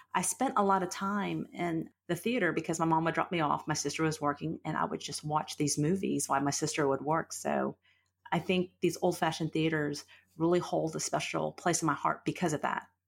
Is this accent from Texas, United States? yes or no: yes; Fort Worth, Texas, United States; I grew up in Fort Worth, and I'm kind of one of those old Fort Worth